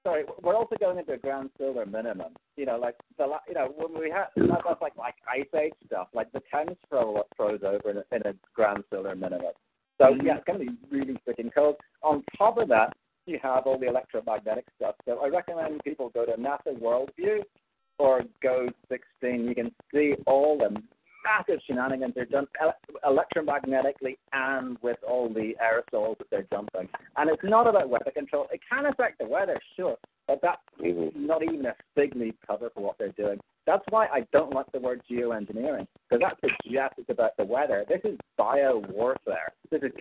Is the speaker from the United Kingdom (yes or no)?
yes; Northern Ireland, United Kingdom; I'm Northern Irish, so I could be considered UK